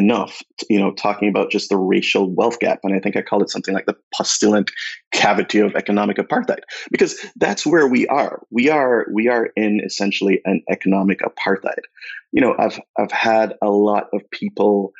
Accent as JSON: {"language": "English", "country": "Jamaica", "tie": "born or raised there", "moved": "as an adult", "lives_now": "United States", "said": "I moved here from Jamaica 20 years ago"}